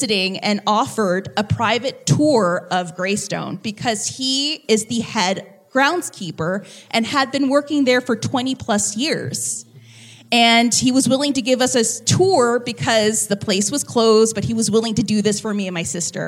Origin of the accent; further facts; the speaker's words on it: New Orleans, Louisiana, United States; We are from New Orleans